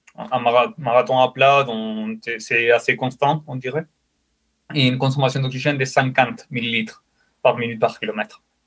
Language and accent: French; Spain; French is a second language; moved away as an adult; also born or lived in Saint-Etienne, France; now in France; je suis espagnol